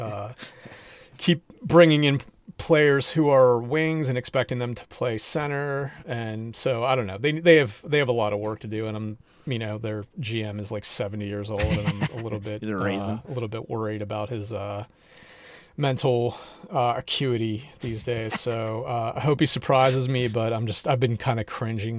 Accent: Pittsburgh, Pennsylvania, United States; moved away; I grew up in Pittsburgh, so I'm a Penguins fan from way back

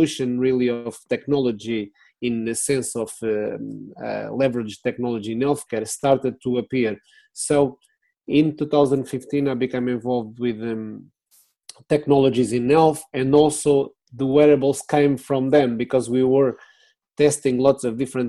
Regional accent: Lisbon, Portugal; English is a second language; moved away as an adult; now in United Kingdom; I'm born in Portugal. I'm from Lisbon, Portuguese citizen of the world

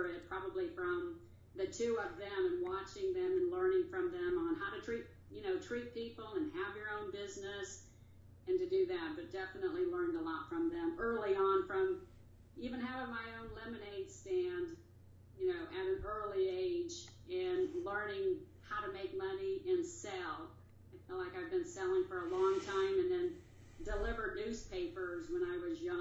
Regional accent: Omaha, Nebraska, United States; moved away as an adult; also born or lived in Bethesda, Maryland; I am originally from Omaha, Nebraska, so grew up there

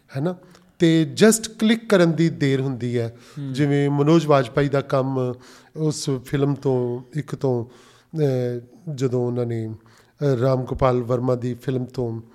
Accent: Amritsar, Punjab, India; ਅਸੀਂ ਅੰਮ੍ਰਿਤਸਰ ਦੀ ਧਰਤੀ ਨਾਲ ਸਾਰੇ ਕੁਝ ਨਾਲ ਅਸੀਂ ਸਾਰੇ ਲੋਕ ਹੀ ਜੁੜੇ ਹੋਏ ਆ ਜੋ ਵੀ ਅੰਮ੍ਰਿਤਸਰ ਦੇ ਰਹਿਣ ਵਾਲੇ ਲੋਕ

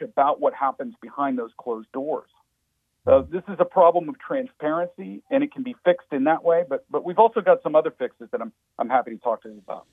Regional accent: Pennsylvania, United States; my home state of Pennsylvania

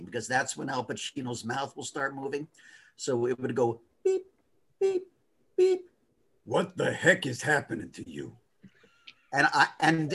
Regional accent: Los Angeles, California, United States; I grew up in Los Angeles

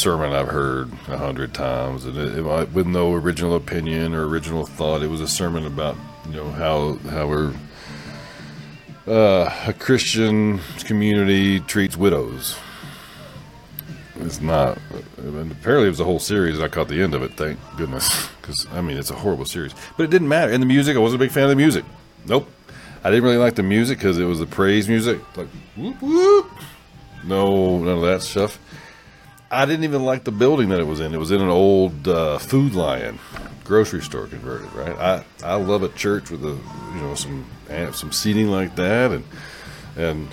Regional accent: the South, United States; growing up in the South, in the Southern Baptist, in convention era

